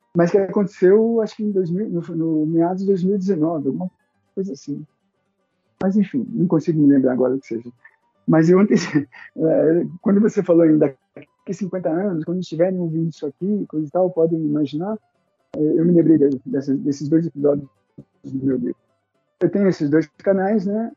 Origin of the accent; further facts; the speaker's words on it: São Paulo, Brazil; moved away as an adult; now in Caieiras, Brazil; Eu nasci em São Paulo, Paulo na cidade, na capital de São Paulo, sou paulistano